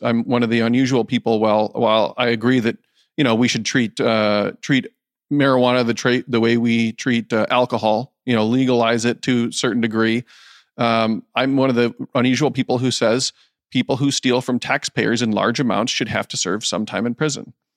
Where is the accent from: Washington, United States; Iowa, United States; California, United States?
Iowa, United States; Decorah; I am born and raised in Northeast Iowa, Decorah